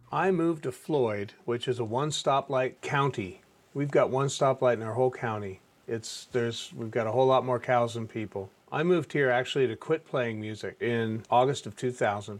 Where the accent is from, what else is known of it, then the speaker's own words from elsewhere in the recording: Ontario, Canada; I grew up in Ontario, Canada